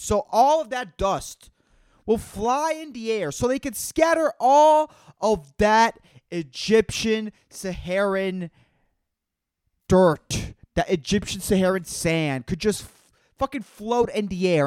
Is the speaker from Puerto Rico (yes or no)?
yes; Puerto Rico; I'm from Puerto Rico